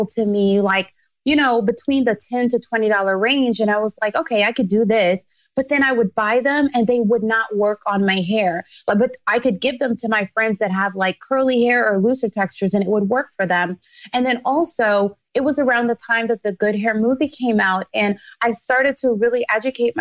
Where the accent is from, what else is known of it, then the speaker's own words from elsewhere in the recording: Jamaica; moved away; I grew up in Jamaica